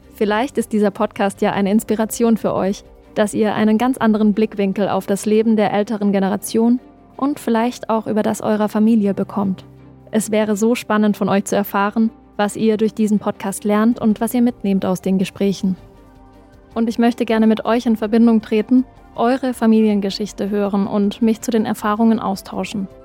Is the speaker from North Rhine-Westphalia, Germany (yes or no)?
no; Black Forest, Baden-Württemberg, Germany; now in Berlin, Germany; Ich komme ja ursprünglich aus dem Schwarzwald